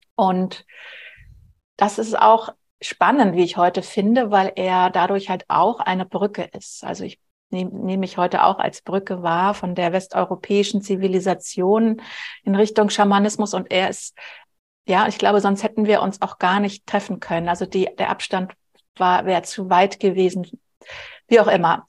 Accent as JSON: {"language": "German", "region": "Berlin", "country": "Germany", "tie": "born or raised there", "said": "Ich bin ganz normal in Anführungsstrichen groß geworden in Berlin, mitten in Westberlin"}